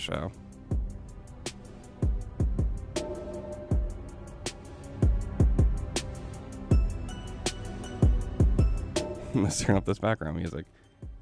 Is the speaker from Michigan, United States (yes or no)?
no; California, United States; I'm native Californian. Miwok